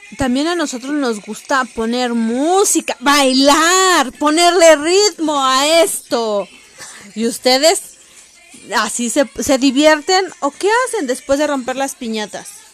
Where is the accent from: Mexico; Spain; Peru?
Mexico; como Muchos mexicanos decimos aquí